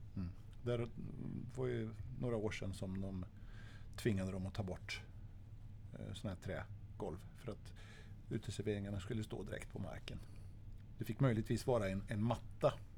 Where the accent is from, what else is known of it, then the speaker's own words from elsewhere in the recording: Örebro, Örebro County, Sweden; Örebro, där vi kommer ifrån